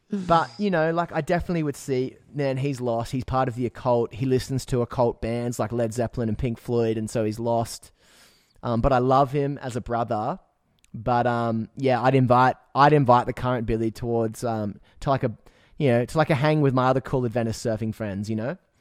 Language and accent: English; Newcastle, New South Wales, Australia; now in Byron Bay, Australia; I grew up in Newcastle